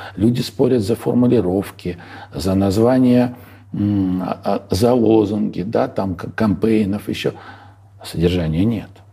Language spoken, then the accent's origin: Russian; Moscow, Russia; moved away as an adult; я родился в Москве, учился в Москве, работал в Москве, уехал из Москвы навсегда в 44-м, э, в 44 года